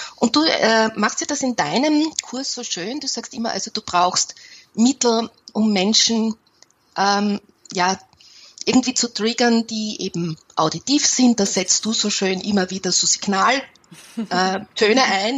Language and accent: German; Austria; ich bin ja eine Österreicherin